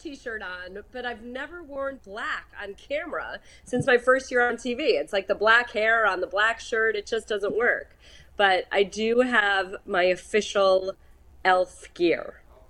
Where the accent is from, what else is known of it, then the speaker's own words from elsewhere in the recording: New Jersey, United States; also born or lived in New York City; now in Pittsburgh, United States; I was born in New York City, grew up in New Jersey.